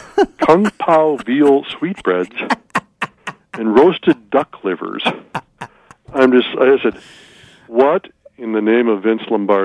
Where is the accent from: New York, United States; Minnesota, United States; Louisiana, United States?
Minnesota, United States; Red Wing; In my hometown of Red Wing, where I grew up, the fire hydrants would get painted every year.